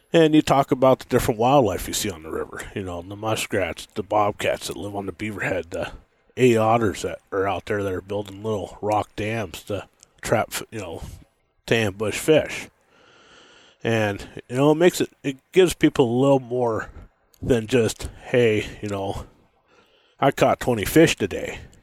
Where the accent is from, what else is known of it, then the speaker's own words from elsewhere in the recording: Montana, United States; also born or lived in Washington; I was born in Washington and, and then lived there for a while and had a pretty rough childhood there and, uh, left there when I was a, pretty young and moved to Montana.